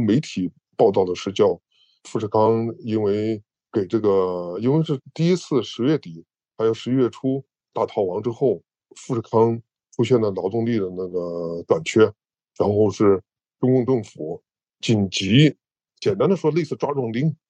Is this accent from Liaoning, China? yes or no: no; Henan, China; 在航空港区。我住的地方大概离这个位置有二十公里左右。然后我得到的消息，一个是朋友之间的议论，我就是当地人嘛。